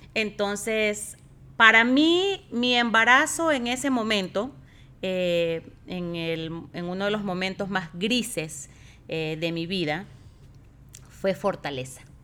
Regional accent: Ecuador; moved away as an adult; yo tenía en Ecuador un muy buen trabajo

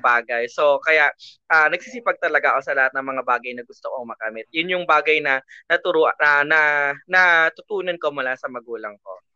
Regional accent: Muntinlupa, Metro Manila, Philippines; So, I'm from Muntinlupa

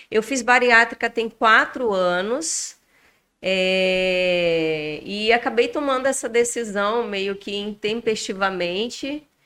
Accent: Porto Velho, Rondônia, Brazil; now in Manaus, Brazil; Sou natural de Porto Velho, Rondônia. Estou em Manaus há apenas um ano e dois meses.

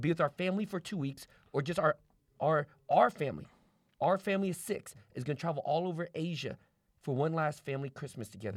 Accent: United States; also born or lived in Vietnam; I came to America with a stepfather, grew up German Catholic

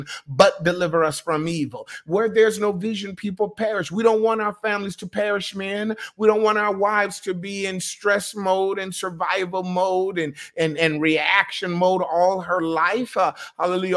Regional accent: Michigan, United States; also born or lived in Ohio / New York; now in North Carolina, United States; I grew up in Michigan, I went to Ohio, I went to New York.

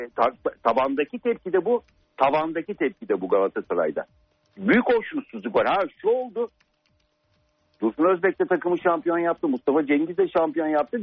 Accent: Turkey; ben kendi ülkem için konuşuyorum

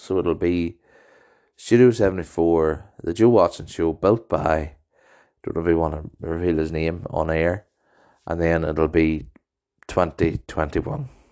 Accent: Maghera, Northern Ireland, United Kingdom; also born or lived in Ballymoney; my home town of Magerfeld

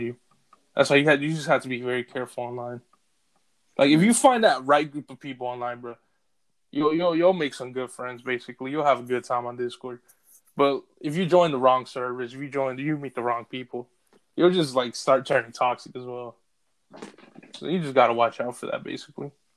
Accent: United States; me being an American

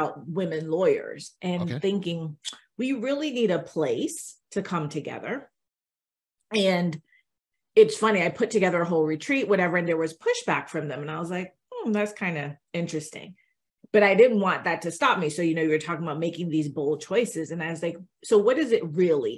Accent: Miami, Florida, United States; I grew up in Miami

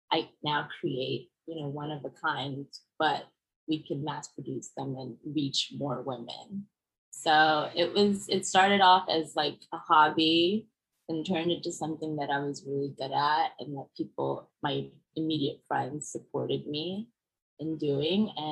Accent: Brooklyn, New York, United States; also born or lived in Germany / Senegal / Paris, France; but mostly I was born in Germany and then raised a few years in Senegal until we moved to Paris for about two years. And then I grew up with my mom in Brooklyn and my dad stayed in Vienna. Austria.

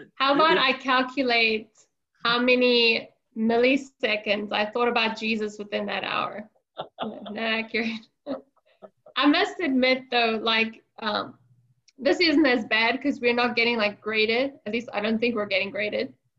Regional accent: South Africa; I grew up in South Africa

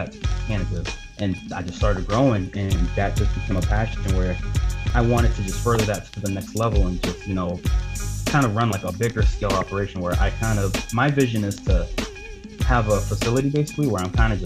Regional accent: Boston, Massachusetts, United States; growing up in Dorchester, you know, there's not a lot of programs that got for, you know, the city kids

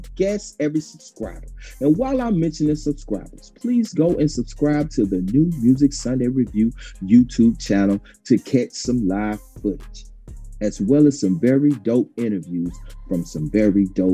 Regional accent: Dublin, Georgia, United States; my hometown, Dublin, Georgia

